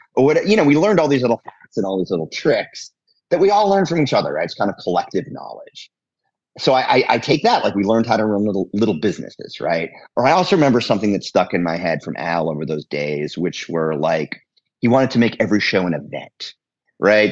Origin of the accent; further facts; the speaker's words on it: Cambridge, Massachusetts, United States; also born or lived in North Shore, Massachusetts; we lived in Cambridge, Massachusetts which is right across the river from Boston